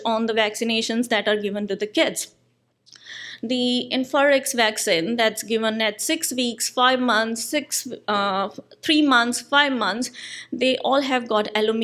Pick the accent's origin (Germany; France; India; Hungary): India; moved away as an adult; now in New Zealand; I'm an Indian citizen. I moved to New Zealand in 2015.